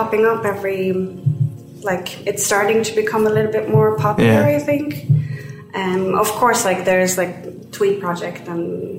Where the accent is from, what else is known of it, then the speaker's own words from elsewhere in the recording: Sweden; moved away; I am from Sweden